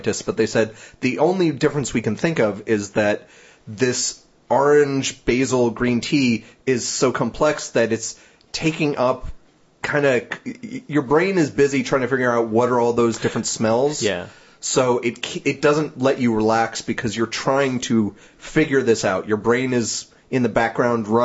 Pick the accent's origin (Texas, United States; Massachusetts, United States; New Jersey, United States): New Jersey, United States; I'm from New Jersey